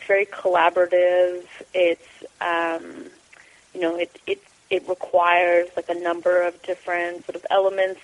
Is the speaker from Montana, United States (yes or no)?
no; Columbus, Ohio, United States; moved away; I'm from Columbus, Ohio